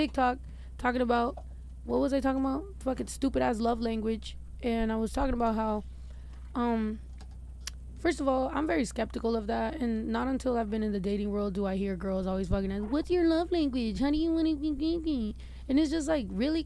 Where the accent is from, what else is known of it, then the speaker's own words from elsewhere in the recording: California, United States; we're from California